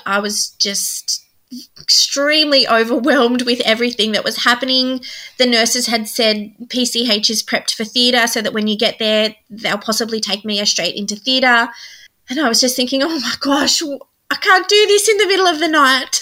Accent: New South Wales, Australia; we're from New South Wales.

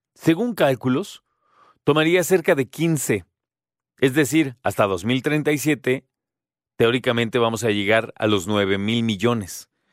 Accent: Mexico

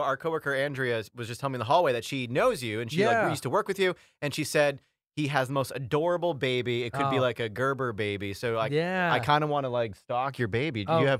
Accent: New York, United States; moved away as an adult; also born or lived in Philadelphia; now in Collingswood, United States; I'm from New York originally. Been here for 7 years now.

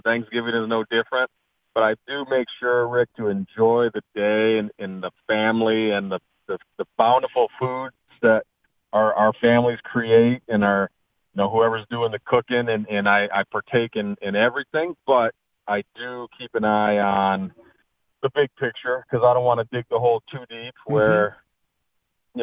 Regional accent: Michigan, United States; I am born and raised in Michigan

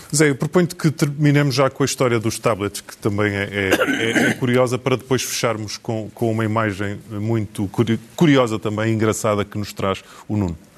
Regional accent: the North, Norte, Portugal; nós os dois que somos do Norte

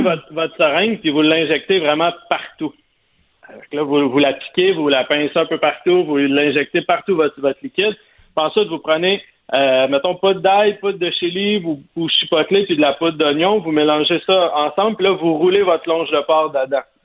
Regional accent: Sainte-Madeleine, Quebec, Canada; je viens de Sainte-Madeleine, la rive de Montréal

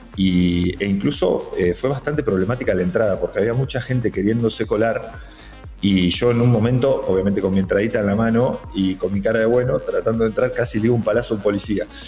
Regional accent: 9 de Julio, Buenos Aires Province, Argentina; somos prácticamente los dos nueve julienses

